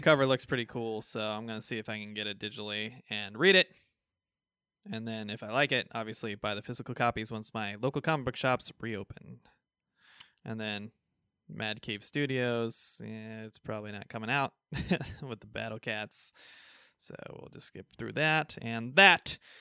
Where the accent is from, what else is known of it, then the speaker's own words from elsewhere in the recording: United States; We're American